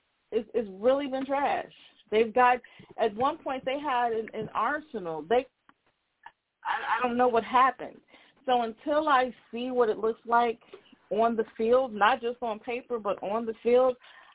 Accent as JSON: {"language": "English", "town": "Chicago", "region": "Illinois", "country": "United States", "also_born_or_lived": "Minnesota", "said": "I'm a Chicagoan"}